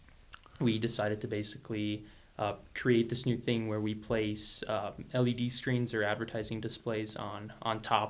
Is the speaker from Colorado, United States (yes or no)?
yes; Longmont, Colorado, United States; I was born here in Longmont back in 2001 over at the hospital